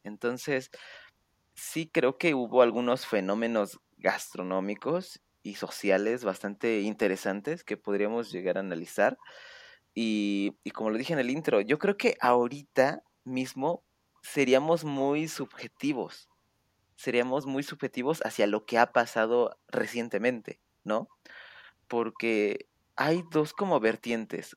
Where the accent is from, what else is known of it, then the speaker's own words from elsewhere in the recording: Mexico; en mi pueblito, pues estamos aquí